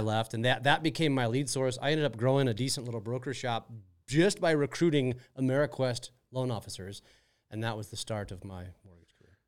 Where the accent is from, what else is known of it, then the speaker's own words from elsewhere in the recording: St. Louis, Missouri, United States; also born or lived in Wisconsin / Minnesota; Moved to Saint Louis when I was about three years old